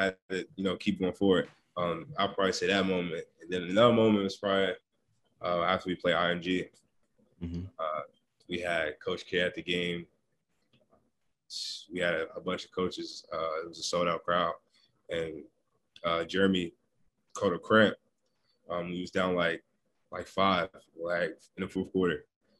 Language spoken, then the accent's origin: English; Maryland, United States; I mean, it was lovely. You know, you grow up and then you got Kevin Durant, Michael Beasley, and all these top players from your area.